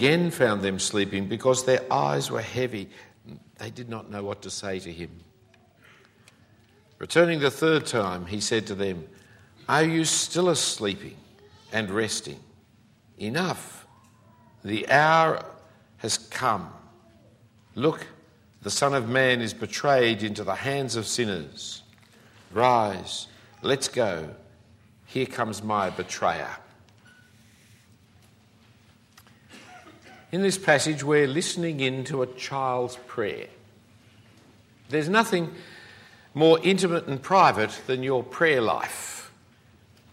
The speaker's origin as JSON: {"language": "English", "country": "Australia", "said": "As an Australian"}